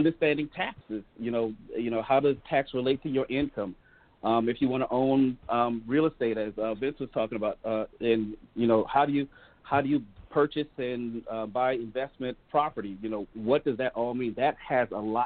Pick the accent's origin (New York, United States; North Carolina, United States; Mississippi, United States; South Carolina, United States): South Carolina, United States; Hollywood; moved away as an adult; now in Milwaukee, United States; I was born and raised in Hollywood, South Carolina, right outside of Charleston. So I'm definitely a Southern guy.